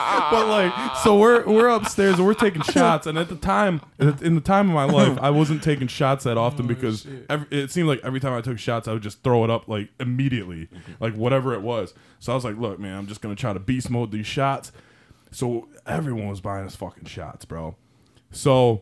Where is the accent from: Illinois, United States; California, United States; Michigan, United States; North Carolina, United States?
Michigan, United States; Detroit